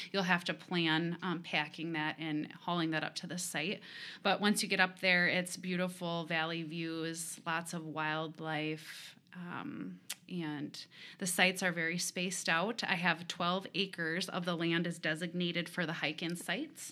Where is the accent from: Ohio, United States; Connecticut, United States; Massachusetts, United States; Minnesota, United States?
Minnesota, United States; Rochester; I was born and raised in Rochester